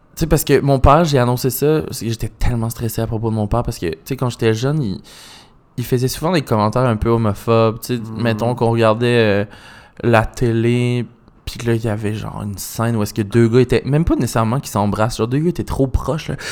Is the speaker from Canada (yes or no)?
yes; Magdalen Islands, Quebec, Canada; moved away; je viens des Îles-de-la-Madeleine, fait j'ai été élevé un peu dans le country